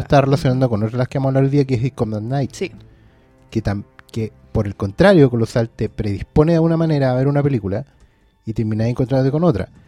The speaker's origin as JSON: {"language": "Spanish", "town": "Maipú", "region": "Santiago Metropolitan Region", "country": "Chile", "moved": "yes", "said": "yo tampoco soy de acá, pero vengo de pueblo igual. Yo vengo de Maipú"}